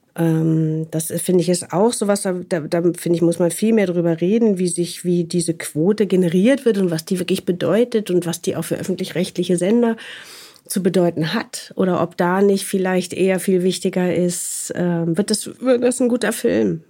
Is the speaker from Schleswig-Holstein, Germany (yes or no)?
no; Wuppertal, North Rhine-Westphalia, Germany; moved away as an adult; also born or lived in Munich; komme ja sozusagen aufs, äh, vom Land sozusagen und bin geboren in Wuppertal